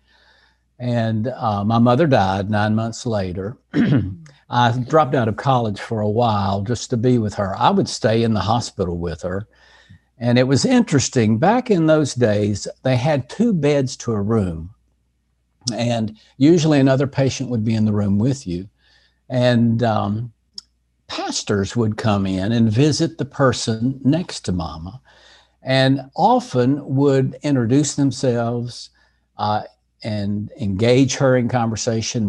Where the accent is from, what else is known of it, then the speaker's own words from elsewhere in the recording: Asheville, North Carolina, United States; In Asheville, North Carolina, in the mountains of North Carolina.